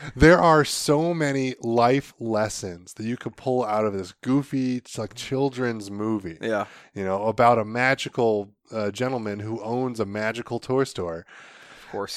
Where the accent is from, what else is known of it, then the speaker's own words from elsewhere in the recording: Northeast Ohio, United States; I grew up here in the Northeast Ohio area